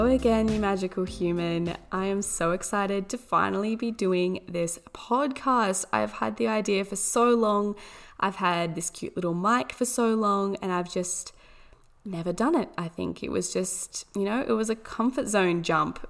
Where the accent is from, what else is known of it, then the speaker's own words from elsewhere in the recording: Orange, New South Wales, Australia; I was born in Orange, New South Wales, Australia, which is a beautiful little town. Um, absolutely amazing landscape. It's so beautiful. The people here are amazing